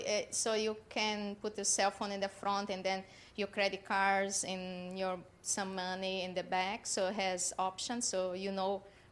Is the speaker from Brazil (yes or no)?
yes; South Brazil, Brazil; now in Boca Raton, United States; I am from South Brazil.